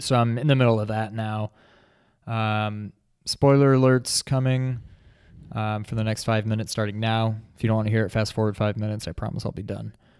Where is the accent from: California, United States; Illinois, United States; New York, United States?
New York, United States; moved away; also born or lived in New England; born and raised in New York